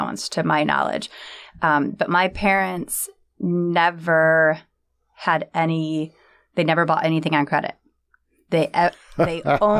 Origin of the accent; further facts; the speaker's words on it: Freeport, Michigan, United States; moved away as an adult; also born or lived in Ashley, Michigan; now in San Diego, United States; I grew up in Freeport, Michigan, and then we moved to Ashley.